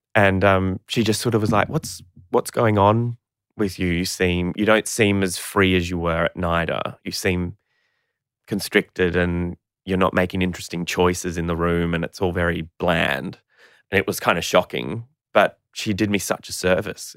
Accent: Brisbane, Queensland, Australia; I was born in Brisbane, Queensland in nineteen eighty-five

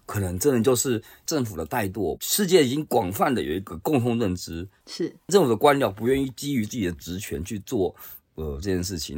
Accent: Taiwan; now in Japan; 作为一个学者，又或者作为一个台湾人

